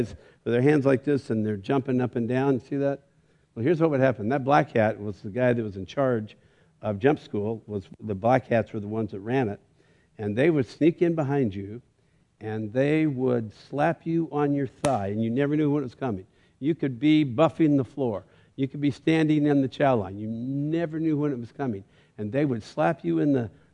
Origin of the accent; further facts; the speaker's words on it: Bakersfield, California, United States; I'm from Bakersfield